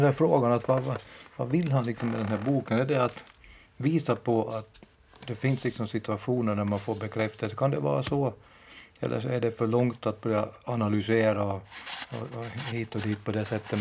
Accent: Finland; jag är själv från från Finland och inte från Jakobstad

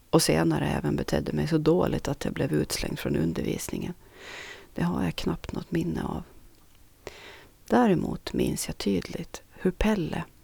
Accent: Norra Sund, Sweden; Någonting man under min uppväxt i Norra Sund inte kunde livnära sig på.

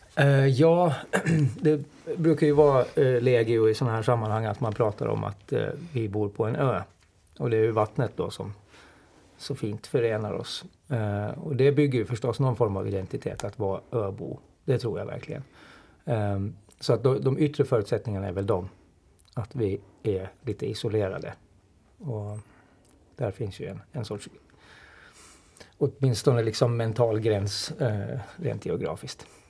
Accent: Åland Islands; man har väl kanske liksom det där med sig som ålänning

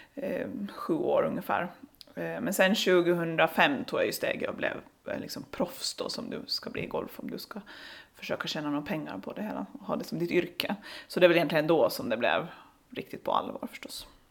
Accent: Saltvik, Åland Islands; now in Lemland, Åland; jag är uppvuxen i Saltvik, så jag är från norra Åland

